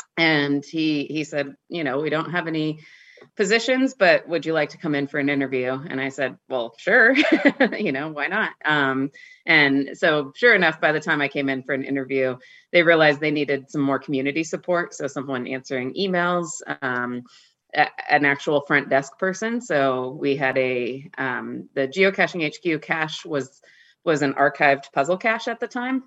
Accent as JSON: {"language": "English", "region": "North Idaho", "country": "United States", "tie": "born or raised there", "moved": "yes", "lives_now": "Seattle, United States", "said": "I get back to my hometown um, regularly. So um, there's not a ton of caches in North Idaho"}